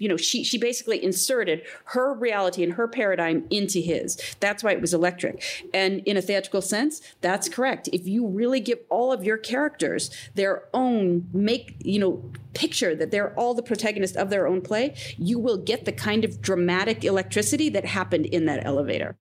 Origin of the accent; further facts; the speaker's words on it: Midwest, United States; I grew up in the Midwest, that my family went to Cedar Point every year